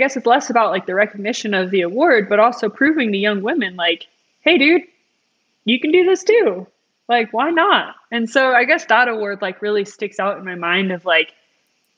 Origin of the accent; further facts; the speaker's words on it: Colorado, United States; growing up in Colorado, I was always near the mountains